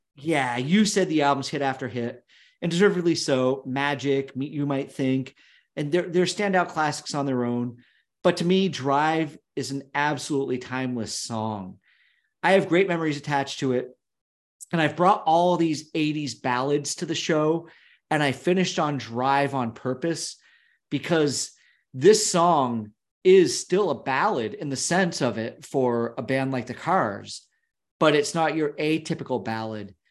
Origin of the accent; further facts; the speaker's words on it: United States; growing up near Canada, as we both did. You and I, we lived a half a mile apart, and the border was about three miles from our house